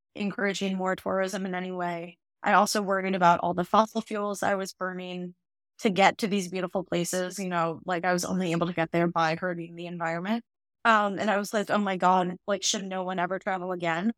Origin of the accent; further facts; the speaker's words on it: Northern Illinois, United States; I grew up in Northern Illinois in a very white area